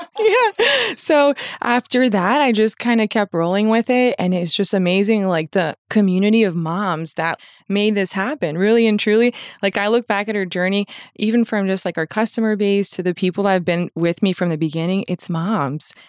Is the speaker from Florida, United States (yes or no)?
yes; Fort Lauderdale, Florida, United States; I grew up in Fort Lauderdale